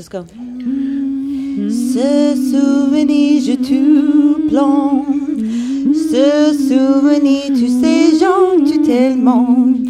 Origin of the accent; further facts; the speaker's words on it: Reedley, California, United States; where I grew up was like it was basically like I grew up in Mexico, in the Central Valley. It was a very agricultural